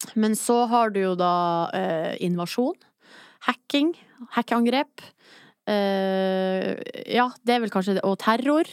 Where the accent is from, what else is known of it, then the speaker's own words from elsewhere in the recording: Hamarøy, Nordland, Norway; now in Oslo, Norway; de er hjemme på Hamarøy